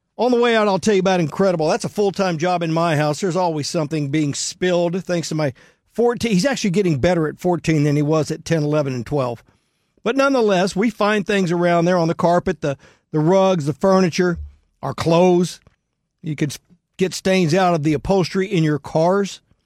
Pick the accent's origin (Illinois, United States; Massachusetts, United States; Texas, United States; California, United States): Texas, United States; Houston